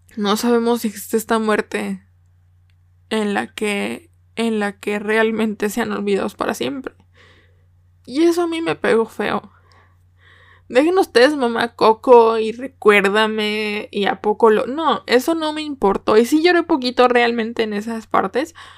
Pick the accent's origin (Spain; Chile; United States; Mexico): Mexico; also born or lived in Nuevo León; como buena mexicana